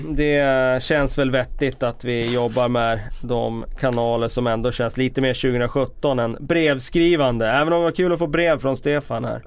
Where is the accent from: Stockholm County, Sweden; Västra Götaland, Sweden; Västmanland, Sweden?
Västmanland, Sweden; Västerås; moved away; jobbade på lokaltidningen hemma i Västerås